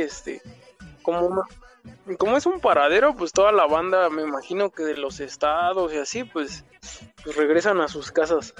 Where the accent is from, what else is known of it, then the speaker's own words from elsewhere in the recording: Mexico City, Mexico; soy acá de la Ciudad de México, soy, soy chilango